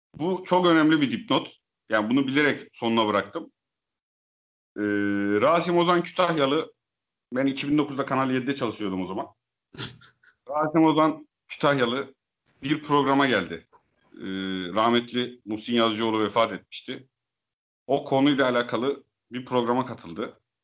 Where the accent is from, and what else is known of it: Eastern Black Sea, Turkey